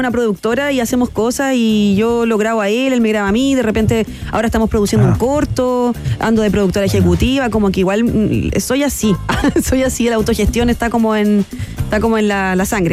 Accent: Concepción, Biobío, Chile; yo soy de Conce y bueno, todo parte que yo fui una niña de colegios particulares subvencionados. Eh, muy arribistas en Concepción.

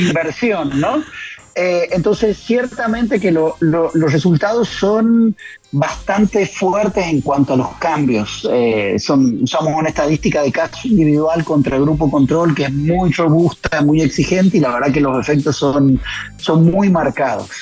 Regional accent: San Juan, Argentina; soy de San Juan

